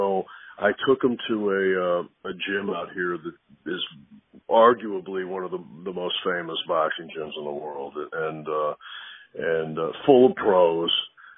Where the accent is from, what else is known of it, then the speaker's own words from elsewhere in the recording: New York City, New York, United States; also born or lived in Texas; I was born in New York. My father was born in Italy. He moved he spent his life in New York City. My parents separated. My mother's from Texas. So I spent pretty much half of my life in New York City and half in Texas.